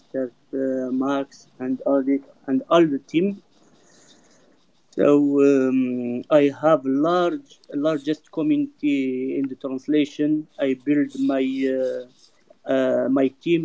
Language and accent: English; France; also born or lived in Dubai; I'm from France.